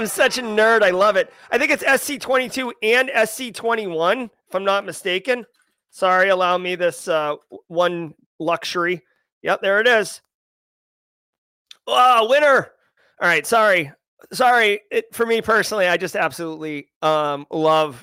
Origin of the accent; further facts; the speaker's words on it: United States; as an American